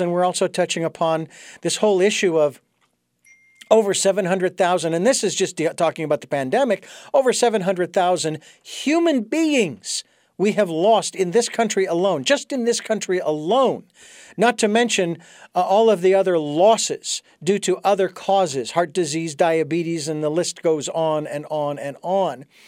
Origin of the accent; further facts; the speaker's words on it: United States; as an American who is familiar with our Constitution